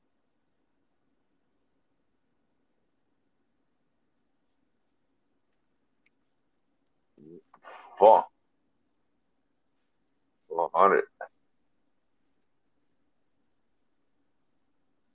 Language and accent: English; Miami, Florida, United States; I am from Miami